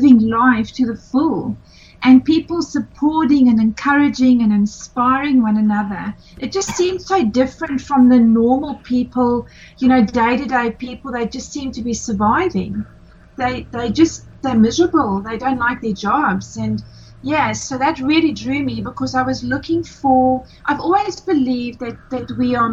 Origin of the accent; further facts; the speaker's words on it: South Africa; moved away as an adult; now in Australia; I am originally from South Africa, been living in Australia for 17 years